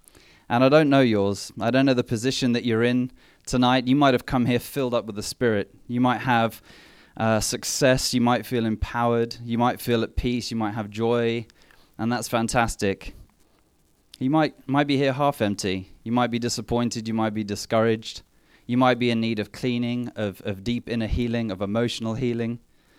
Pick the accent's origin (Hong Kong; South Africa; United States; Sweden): South Africa; Mthatha, Eastern Cape; born there; I was born in South Africa